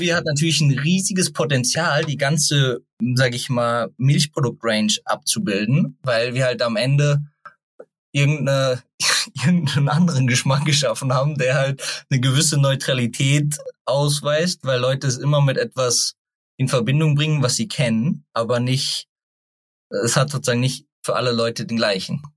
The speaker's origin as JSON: {"language": "German", "country": "Germany", "tie": "born or raised there", "said": "ich bin in der Nähe von Hofheim aufgewachsen"}